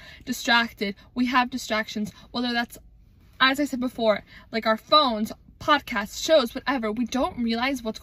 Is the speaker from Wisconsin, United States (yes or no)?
yes; Wisconsin, United States; growing up in Wisconsin